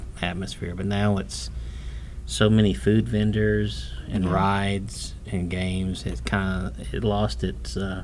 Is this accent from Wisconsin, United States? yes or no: no; Plant City, Florida, United States; born or raised there